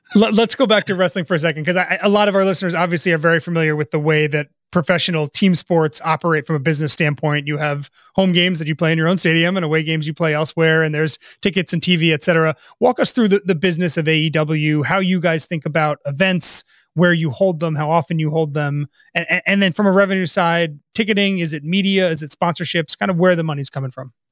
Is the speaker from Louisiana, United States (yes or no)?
no; New Jersey, United States; I grew up in North Jersey as a Jaguars fan